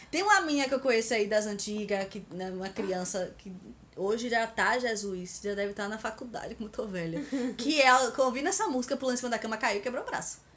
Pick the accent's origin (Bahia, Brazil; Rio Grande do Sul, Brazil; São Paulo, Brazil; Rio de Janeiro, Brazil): Bahia, Brazil; eu sou muito baiana mesmo